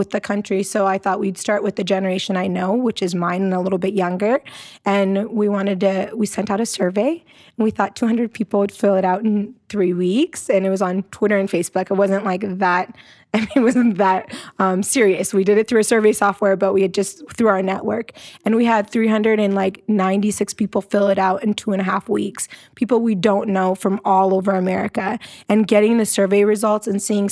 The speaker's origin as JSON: {"language": "English", "region": "Iowa", "country": "United States", "tie": "born or raised there", "also_born_or_lived": "Ethiopia / Arizona", "moved": "as an adult", "said": "I'm Ethiopian born, but I grew up in Iowa, which is like as American as you can be"}